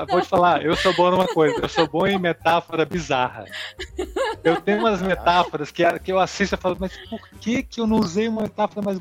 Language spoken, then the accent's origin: Portuguese; Brasília, Federal District, Brazil; Como eu sou de Brasília, uhum. o sotaque já vem mais ou menos neutralizado.